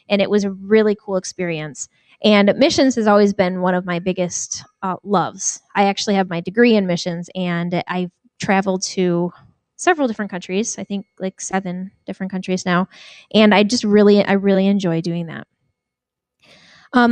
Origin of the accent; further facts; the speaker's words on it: Jamestown, New York, United States; moved away as an adult; now in Minneapolis, United States; I grew up in New York State, Jamestown, New York